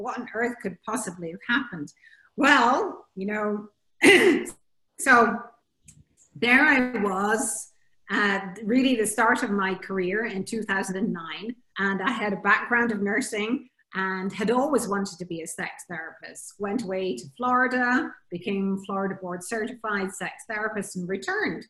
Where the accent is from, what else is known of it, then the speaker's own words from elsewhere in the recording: Scotland, United Kingdom; also born or lived in Bahamas; now in Jersey; I'm originally Scottish, went to the Bahamas, and I'm speaking to you now on a little tiny island called Jersey in the Channel Islands